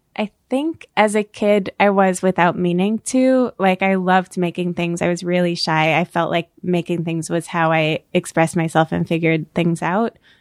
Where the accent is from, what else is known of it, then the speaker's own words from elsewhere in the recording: Orange County, New York, United States; now in New York City, United States; I grew up in Orange County, New York